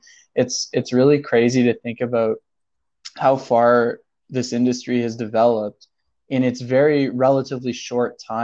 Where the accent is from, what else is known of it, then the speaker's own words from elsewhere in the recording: Toronto, Ontario, Canada; I'm from Toronto originally